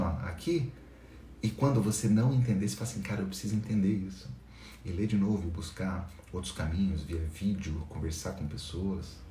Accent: Itajubá, Minas Gerais, Brazil; eu sou de Itajubá, sul de Minas Gerais, uma cidade perto de Poço de Caldas, de Pouso Alegre.

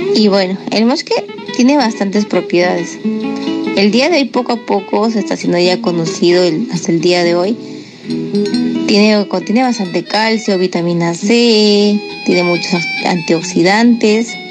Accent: Huambo, Arequipa, Peru; soy del distrito de Huambo, uno de los 20 distritos de la provincia de Cailloma, Arequipa

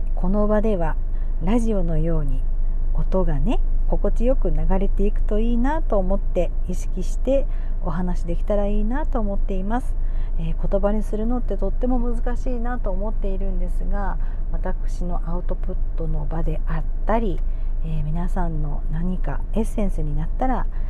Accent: Miyazaki, Japan; also born or lived in Osaka / Chiba / Tokyo; 宮崎県生まれで宮崎県育ち

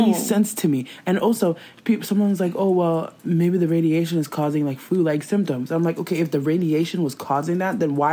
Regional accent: Ghana; I'm also Ghanaian

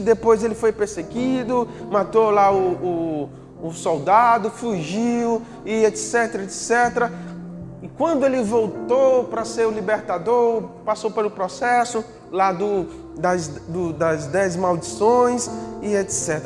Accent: Northeast Region, Brazil; a gente é nordestino, a gente vive aqui no Nordeste

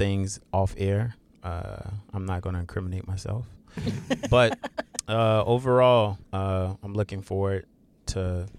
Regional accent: South Carolina, United States; moved away; my hometown.

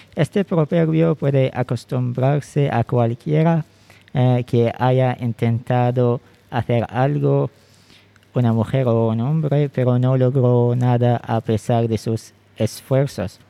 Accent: Bidiyah, Ash Sharqiyah North, Oman; Spanish is a second language; now in Muscat, Oman; ahora vivo en Mascat, la capital de Oman, pero soy originalmente de Bidia, un estado al este de Oman

